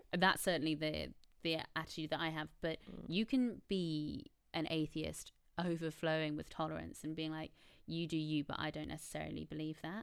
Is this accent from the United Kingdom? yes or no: no; Ireland; born or raised there